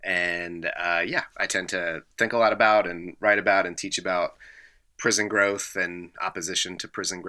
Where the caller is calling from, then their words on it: Lexington, Kentucky, United States; I am calling in from Lexington, Kentucky.